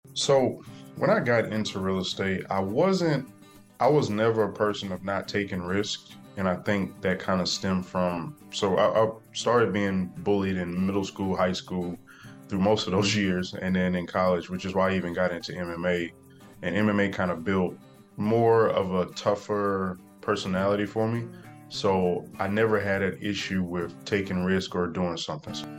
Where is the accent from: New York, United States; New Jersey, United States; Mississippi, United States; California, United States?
Mississippi, United States; South; I am from South Mississippi, small town. Uh, the neighborhood is called Catahoula, so nobody knows what that is. So, I typically just tell everybody I'm from Biloxi, Gulfport, Mississippi area.